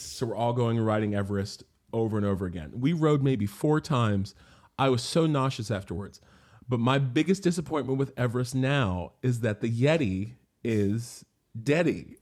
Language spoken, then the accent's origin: English; Morgantown, West Virginia, United States; moved away as an adult; also born or lived in Florida / New York City / Germany / Japan; now in London, United Kingdom; my hometown of Morgantown